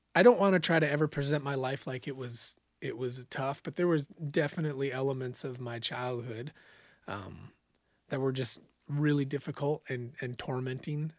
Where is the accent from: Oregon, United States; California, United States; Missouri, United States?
Oregon, United States; Bonanza; moved away as an adult; also born or lived in Eugene, Oregon / Boise, Idaho; I grew up in a small farming town called Bonanza, Oregon